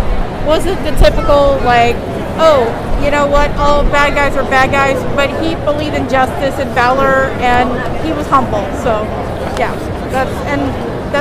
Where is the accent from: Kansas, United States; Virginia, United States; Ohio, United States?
Kansas, United States; Wichita; I'm from Wichita, Kansas.